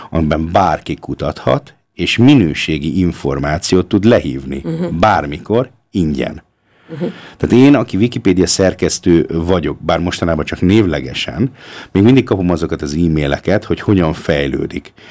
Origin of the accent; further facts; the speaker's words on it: Austria; Tehát az, amiben mi fölnőttünk, tehát most jelenlegi osztrák, vagy ausztriai magyar, vagy felső ausztriai, vagy magyar közösségnek a túlnyomó többség az úgy nőtt föl